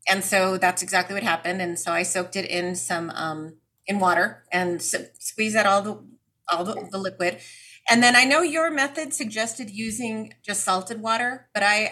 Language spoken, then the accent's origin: English; United States; I'm an American